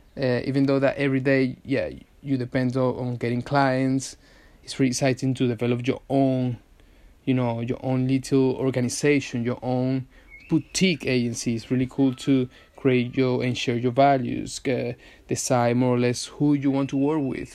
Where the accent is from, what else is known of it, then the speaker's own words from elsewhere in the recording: Venezuela; now in London, United Kingdom; I'm from Venezuela. Hence the accent.